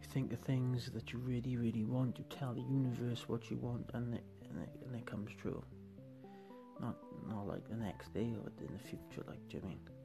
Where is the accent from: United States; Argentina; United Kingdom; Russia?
United Kingdom; Wales; I'm from Wales